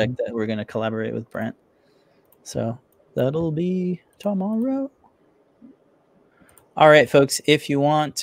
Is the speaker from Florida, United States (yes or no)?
yes; Florida, United States; moved away as an adult; now in New England, United States; I've never seen snow in my 30 years growing up in Florida with Pedro